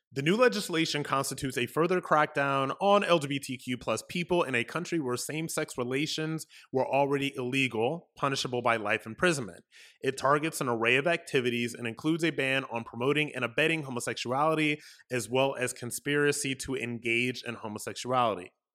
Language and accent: English; United States; also born or lived in Florida; as an American, as somebody living in Florida